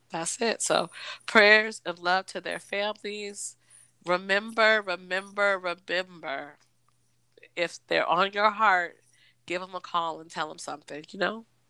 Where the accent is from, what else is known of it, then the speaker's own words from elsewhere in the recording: United States; moved away; also born or lived in East Coast; I'm from Washington